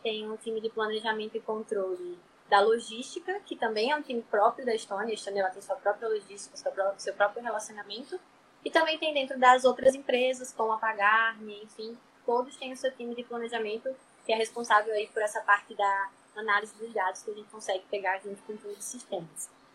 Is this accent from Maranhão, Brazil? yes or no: no; Natal, Rio Grande do Norte, Brazil; eu sou aqui do Nordeste, de Natal, Rio Grande do Norte